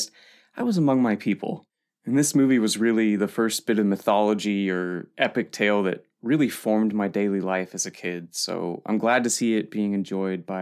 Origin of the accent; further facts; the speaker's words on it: Santa Barbara, California, United States; my hometown movie palace, which was Santa Barbara's majestic Arlington Theater